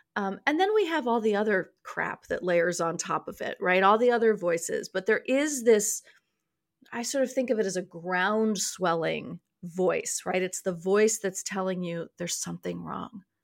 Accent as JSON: {"language": "English", "town": "New York City", "region": "New York", "country": "United States", "tie": "born or raised there", "said": "I was raised in New York City"}